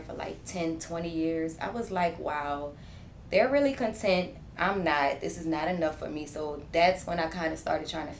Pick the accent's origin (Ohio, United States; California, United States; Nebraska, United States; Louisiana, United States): Louisiana, United States; New Orleans; I am from New Orleans East, born and raised